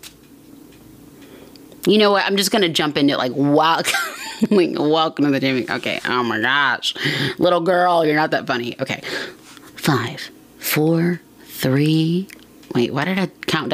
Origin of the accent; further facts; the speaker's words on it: Atlanta, Georgia, United States; I'm from Atlanta.